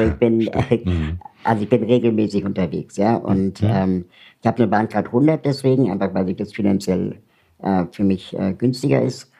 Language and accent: German; Berlin, Germany; ich komme aus Berlin